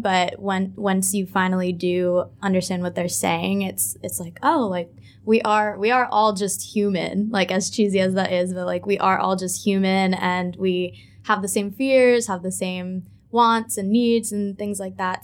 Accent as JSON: {"language": "English", "country": "United States", "moved": "as an adult", "lives_now": "Ho Chi Minh City, Vietnam", "said": "I am an American expat"}